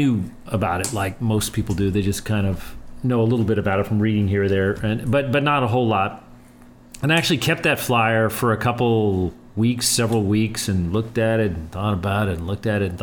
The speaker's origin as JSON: {"language": "English", "town": "El Paso", "region": "Texas", "country": "United States", "tie": "born or raised there", "said": "growing up in El Paso, and we just kind of bonded in the way that El Pasoans"}